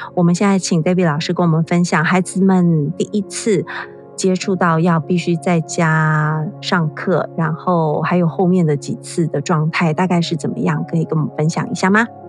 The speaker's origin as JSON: {"language": "Chinese", "country": "Taiwan", "said": "在我们台湾这边"}